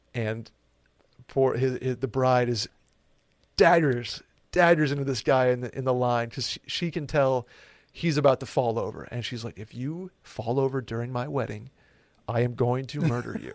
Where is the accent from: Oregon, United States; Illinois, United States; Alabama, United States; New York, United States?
New York, United States; Saratoga Springs; moved away as an adult; now in Austin, United States; Saratoga Springs, my hometown